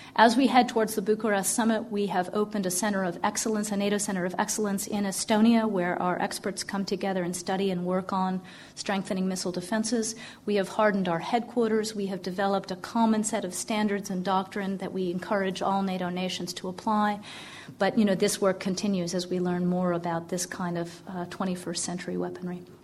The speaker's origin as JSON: {"language": "English", "country": "United States", "moved": "as an adult", "lives_now": "United Kingdom", "said": "I'm from the US"}